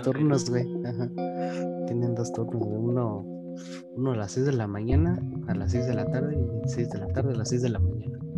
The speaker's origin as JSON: {"language": "Spanish", "country": "Mexico", "said": "yo soy mexicano"}